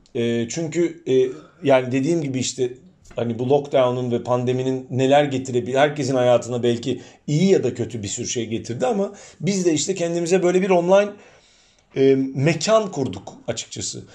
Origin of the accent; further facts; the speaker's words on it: Istanbul, Turkey; first language Turkish; moved away as an adult; now in Cardiff, United Kingdom; ben hani kendimi yıllarca İstanbullu olarak tanımlamıştım. Hani her şeyden önce İstanbulluyum.